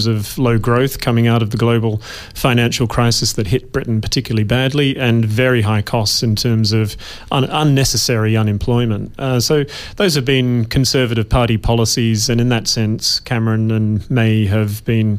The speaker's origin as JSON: {"language": "English", "region": "Western Australia", "country": "Australia", "tie": "born or raised there", "also_born_or_lived": "United Kingdom", "accent": "somewhat British", "moved": "as an adult"}